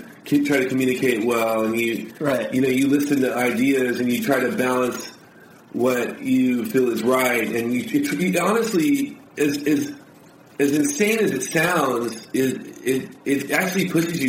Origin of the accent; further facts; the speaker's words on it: Los Angeles, California, United States; now in Orange County, United States; I'm actually not an Orange County kid. I was born in Harbor City, in the South Bay. So I'm a South Bay.